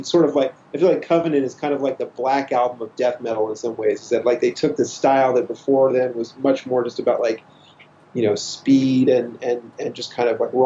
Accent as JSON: {"language": "English", "town": "Kansas City", "region": "Missouri", "country": "United States", "said": "I'm from Kansas City, suburb of Kansas City, Missouri."}